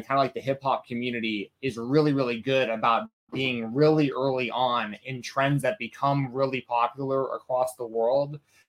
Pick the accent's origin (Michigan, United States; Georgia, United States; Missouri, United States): Georgia, United States; Atlanta; I'm from Atlanta.